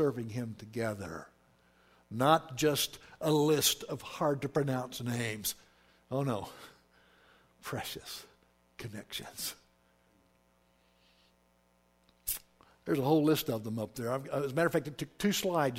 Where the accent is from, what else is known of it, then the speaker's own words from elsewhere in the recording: Oklahoma, United States; when I was raised in Oklahoma, that's where I'm from, I was raised in polite Southern society